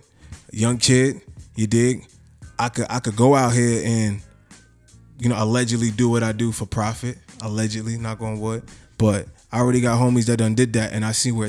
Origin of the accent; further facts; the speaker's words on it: New York City, New York, United States; I'm coming from Queens.